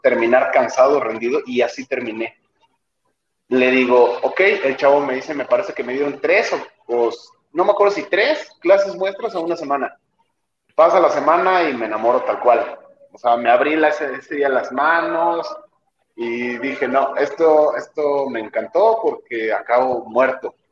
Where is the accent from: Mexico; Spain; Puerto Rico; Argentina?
Mexico; Jilotepec; moved away as an adult; now in Toluca, Mexico; en Quilotepec, de donde soy